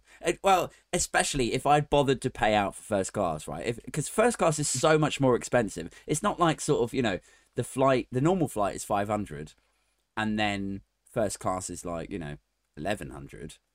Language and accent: English; Maidenhead, South East England, United Kingdom; my hometown, Maidenhead